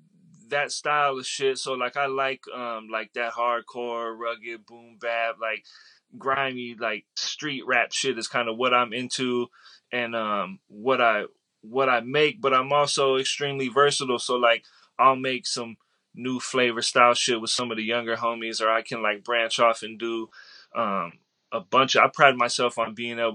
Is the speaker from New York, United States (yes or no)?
no; San Diego, California, United States; From San Diego.